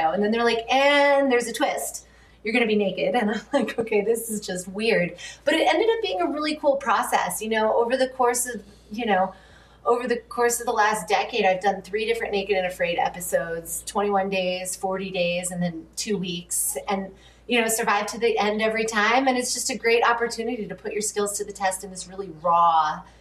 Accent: Connecticut, United States; also born or lived in New York / Massachusetts; now in California, United States; I grew up in the Northeast. I was born in Connecticut, spent my younger years in Connecticut, New York, and Massachusetts.

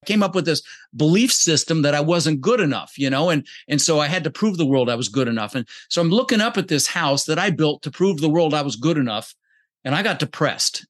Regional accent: Denver, Colorado, United States; English is a second language; also born or lived in Netherlands; we ended up in Denver, Colorado, where I lived for about thirty years

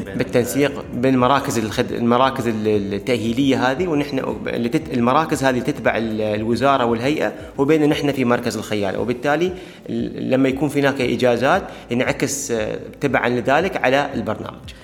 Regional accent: Dubai, United Arab Emirates; عندنا في دبي وفي الإمارات

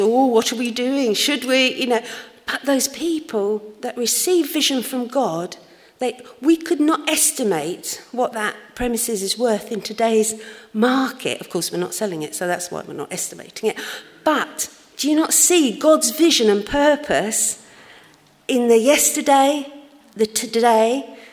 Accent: London, United Kingdom; I grew up in uh, a church in London. You might not have guessed that from my accent, of course

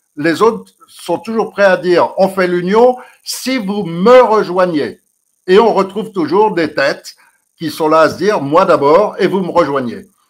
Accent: France; On est Français

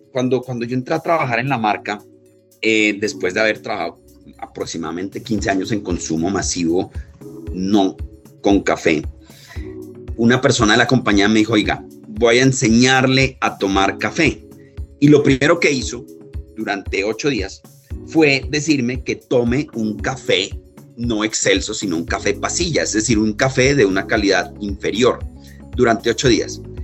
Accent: Pasto, Nariño, Colombia; yo soy pastuso

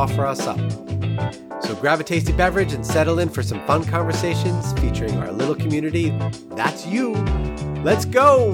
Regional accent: New York City, New York, United States; moved away; I'm originally from Queens as a kid

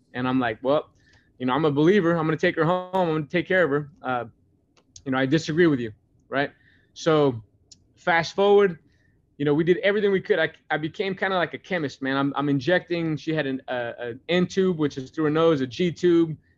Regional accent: Grandview, United States; moved away; also born or lived in Oregon; growing up in Grandview and coming from a small town

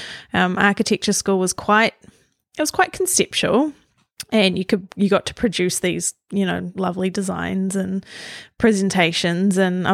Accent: Auckland, New Zealand; So I grew up on the North Shore of Auckland, and I was the eldest of three.

